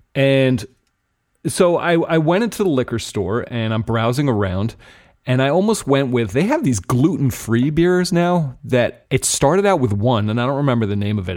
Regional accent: New Jersey, United States; New Jersey, my home state

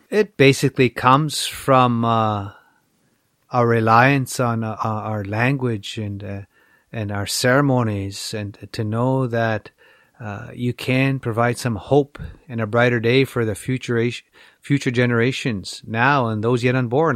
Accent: Little Black Bear, Saskatchewan, Canada; We grew up on Little Black Bear on the east side of the reservation.

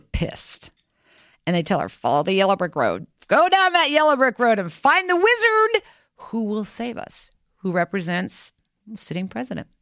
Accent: Kansas, United States; I'm from Kansas.

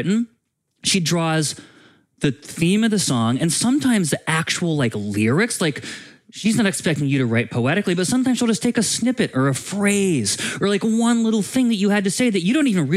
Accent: East Coast, United States; moved away; I'm from the East Coast

